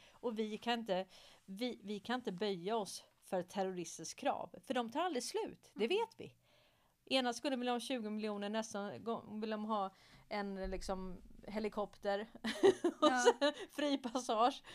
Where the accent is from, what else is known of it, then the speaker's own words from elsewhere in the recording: Stockholm, Stockholm County, Sweden; Jag är uppväxt i Hässelby villastad i Stockholm